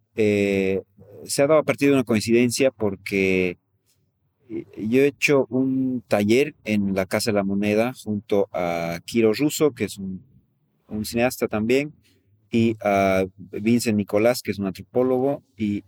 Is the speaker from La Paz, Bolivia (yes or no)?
yes; La Paz, Bolivia; yo soy de La Paz